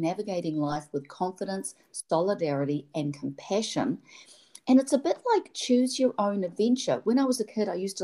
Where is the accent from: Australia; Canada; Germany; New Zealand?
New Zealand; moved away; I'm from New Zealand